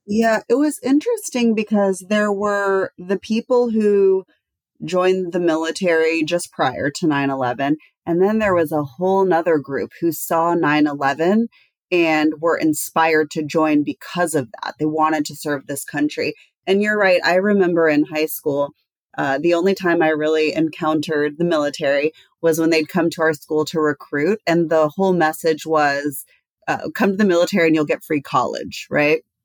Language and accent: English; Texas, United States; I grew up in Texas and I spent all of my summers in Kosovo